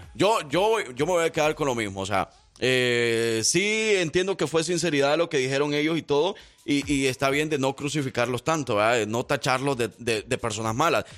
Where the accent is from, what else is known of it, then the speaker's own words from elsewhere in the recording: El Salvador; soy del Salvador